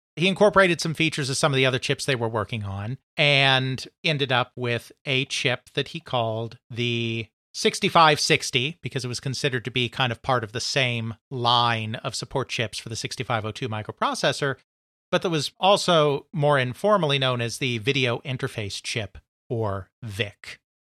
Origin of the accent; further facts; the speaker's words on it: United States; as an American